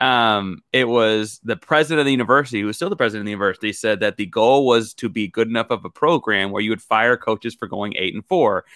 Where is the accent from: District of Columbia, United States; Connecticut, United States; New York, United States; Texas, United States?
Texas, United States; Houston; I was born in Houston and I've been a, a Houston sports fan my whole life